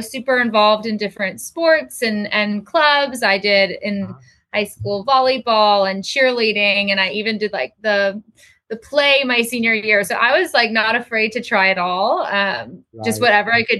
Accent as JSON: {"language": "English", "town": "Encinitas", "region": "California", "country": "United States", "tie": "born or raised there", "moved": "as an adult", "said": "I grew up in San Diego. North County, San Diego, in a town, Encinitas, California"}